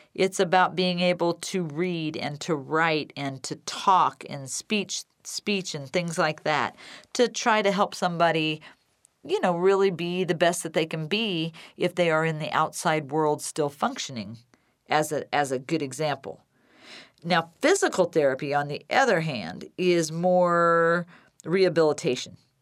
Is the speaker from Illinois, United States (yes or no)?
yes; Decatur, Illinois, United States; my hometown, Decatur, Illinois, and Macon County